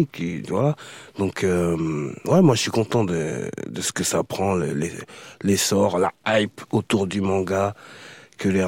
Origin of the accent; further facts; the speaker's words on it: Évry, Île-de-France, France; je suis issu d'Evry 91.